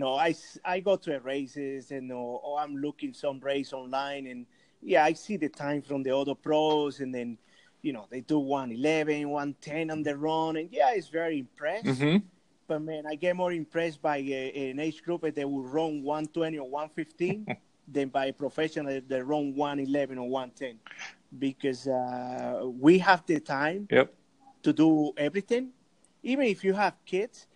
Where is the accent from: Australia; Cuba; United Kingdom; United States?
Cuba; moved away; I'm original from Cuba